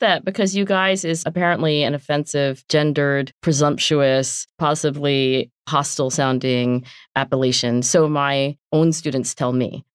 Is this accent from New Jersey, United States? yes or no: yes; southern New Jersey, United States; accent: South Jersey; moved away; also born or lived in Philadelphia / Oxford; I am from southern New Jersey